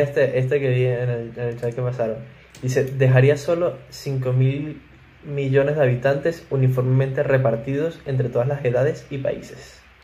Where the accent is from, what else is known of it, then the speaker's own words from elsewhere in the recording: Venezuela; nosotros hablamos español y somos venezolanos.